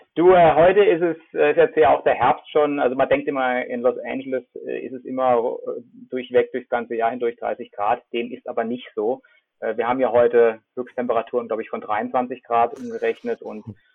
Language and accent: German; Freiburg, Baden-Württemberg, Germany; moved away as an adult; ich bin aufgewachsen in Freiburg